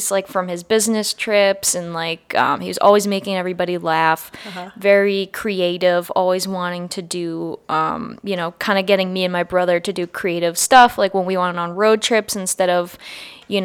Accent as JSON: {"language": "English", "area": "near Framingham and Worcester", "region": "Massachusetts", "country": "United States", "tie": "born or raised there", "said": "I grew up near Framingham and Worcester, where I was probably closer to those cities in Massachusetts."}